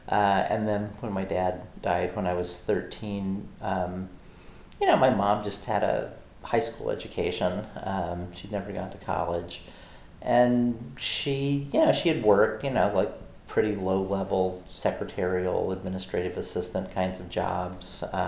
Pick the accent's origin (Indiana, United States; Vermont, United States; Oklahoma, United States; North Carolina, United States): Oklahoma, United States; also born or lived in Arkansas; So yeah, more than anywhere else, I would say I'm from Oklahoma because that's where I spent the bulk of my growing up years, but I also feel like I was not deeply rooted there.